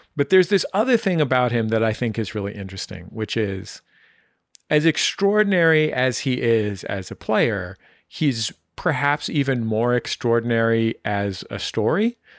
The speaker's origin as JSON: {"language": "English", "town": "San Francisco", "region": "California", "country": "United States", "tie": "born or raised there", "moved": "yes", "lives_now": "Los Angeles, United States", "said": "my hometown where I was, I was born, San Francisco"}